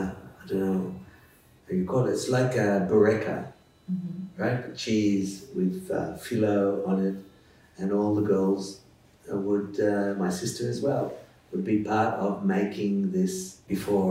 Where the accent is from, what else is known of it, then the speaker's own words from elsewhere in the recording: Sydney, New South Wales, Australia; first language English; moved away as an adult; also born or lived in Adelaide, Australia / Japan; now in Ra'anana, Israel; growing up in Sydney in a very Ashkenazi, mainly Hungarian Jewish community